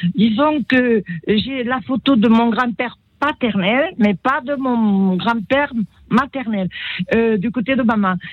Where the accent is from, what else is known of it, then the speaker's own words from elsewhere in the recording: Italy; Je suis née en Italie.